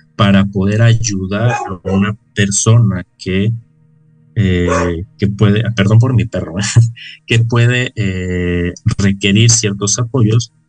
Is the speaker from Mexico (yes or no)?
yes; Mexico; como sociedad mexicana